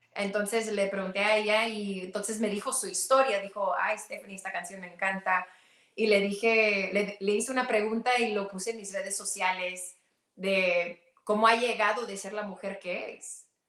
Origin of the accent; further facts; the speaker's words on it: Mexico; siendo mexicana y siendo eh, indígena del norte, eh, mi mamá es pueblo